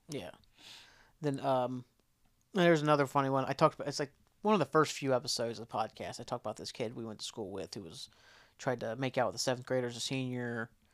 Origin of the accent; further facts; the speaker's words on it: McDermott, Ohio, United States; I was from McDermott. I never really went to Portsmouth or anything until I started going to college